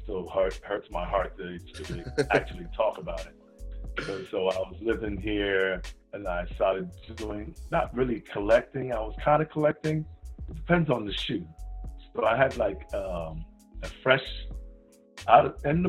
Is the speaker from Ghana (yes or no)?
yes; Ghana; moved away; also born or lived in New York; I'm originally from Ghana